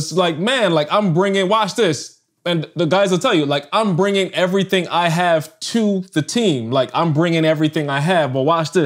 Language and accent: English; Barbados; moved away as an adult; I'm from Barbados